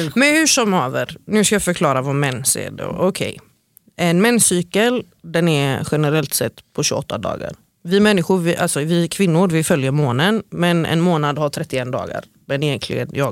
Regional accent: Gothenburg, Västra Götaland, Sweden; som kom ifrån eh, Angered

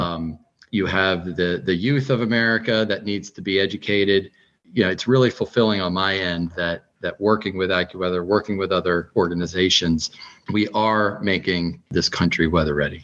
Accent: Northeast, United States; now in Fairfax, United States; growing up in the Northeast

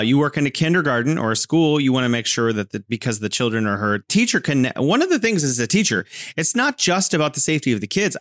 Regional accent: California, United States; now in Wuhan, China; I'm originally from California and now living in beautiful Wuhan, China.

